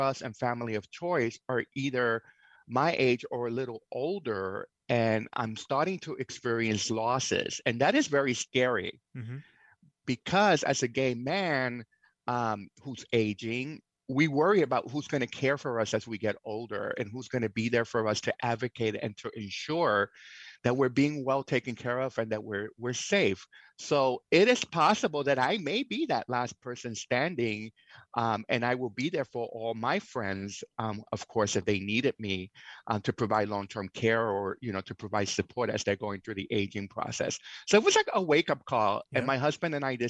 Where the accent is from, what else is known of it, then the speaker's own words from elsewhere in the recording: New York City, New York, United States; moved away as an adult; also born or lived in Seattle area, Washington; now in Whidbey Island, United States; I was born in New York City, actually in Alphabet City, down in the Lower East Side of Manhattan.